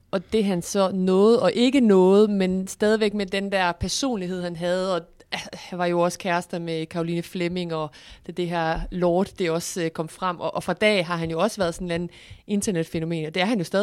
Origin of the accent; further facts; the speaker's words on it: Viborg, Central Denmark Region, Denmark; Og, og nu kommer jeg fra Viborg.